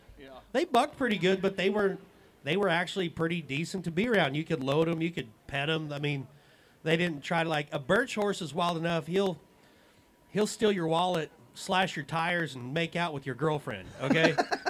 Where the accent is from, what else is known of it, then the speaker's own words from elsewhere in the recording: Central Kansas, United States; Growing up in Central Kansas